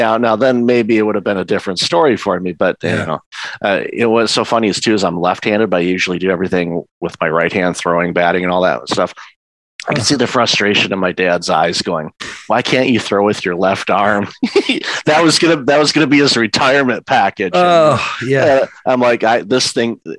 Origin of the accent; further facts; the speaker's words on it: Detroit, Michigan, United States; moved away as an adult; also born or lived in Windsor, Ontario, Canada; now in Canada; I'm originally from the Detroit area. I immigrated to Canada with my former wife in 2004